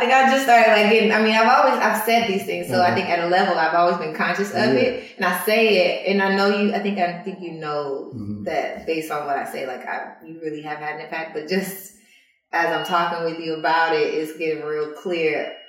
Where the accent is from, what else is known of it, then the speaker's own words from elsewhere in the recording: Georgia, United States; as a black woman or ever thinking about how racial tensions affected my upbringing. And even growing up in Georgia